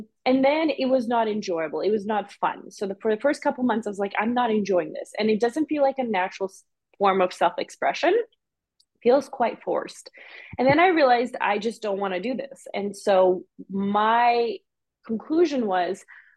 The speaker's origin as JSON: {"language": "English", "country": "Canada", "tie": "born or raised there", "also_born_or_lived": "Serbia / Bosnia", "said": "after that war, we immigrated to Canada"}